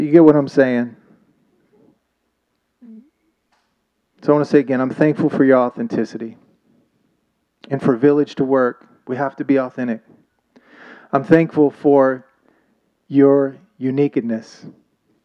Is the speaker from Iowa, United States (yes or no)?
no; Oklahoma, United States; moved away; also born or lived in Thailand; I'm from Oklahoma